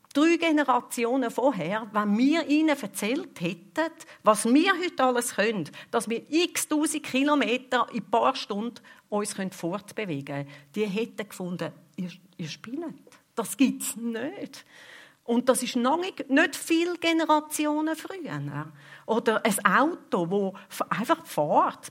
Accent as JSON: {"language": "German", "country": "Switzerland", "said": "bei uns in der Schweiz"}